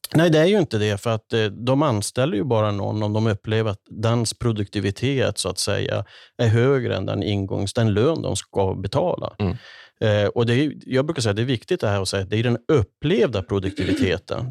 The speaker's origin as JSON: {"language": "Swedish", "town": "Kiruna", "region": "Norrbotten County", "country": "Sweden", "tie": "born or raised there", "said": "Jag brukar referera tillbaka till min uppväxt i Kiruna, i, i arbetarklassens Kiruna"}